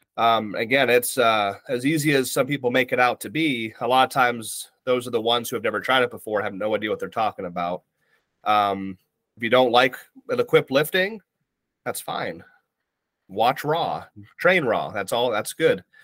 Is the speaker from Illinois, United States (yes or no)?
no; Ohio, United States; now in Virginia, United States; I currently reside in Virginia, here in the states on the East Coast. Um, I'm originally from Ohio